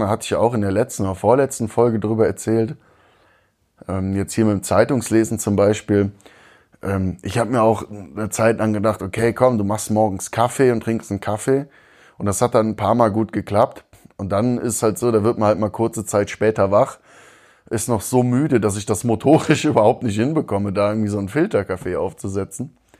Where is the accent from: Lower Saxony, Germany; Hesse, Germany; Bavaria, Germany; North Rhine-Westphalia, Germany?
North Rhine-Westphalia, Germany; moved away as an adult; now in Augsburg, Germany; als Rheinländer